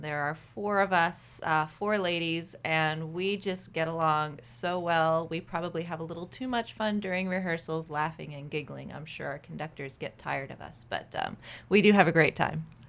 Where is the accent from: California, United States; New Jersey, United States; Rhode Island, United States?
Rhode Island, United States; now in Maine, United States; I grew up in Rhode Island